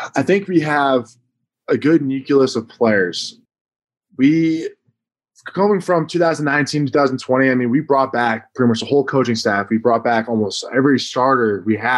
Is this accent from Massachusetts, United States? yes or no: yes; Massachusetts, United States; growing up, I was a huge Patriots fan, all Boston sports fans, because I'm from Massachusetts